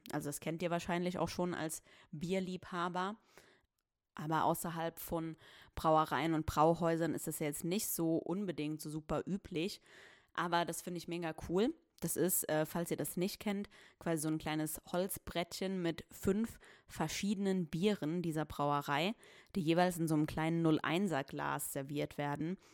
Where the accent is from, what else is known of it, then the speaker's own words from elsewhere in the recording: Saarbrücken, Saarland, Germany; ich komme aus Saarbrücken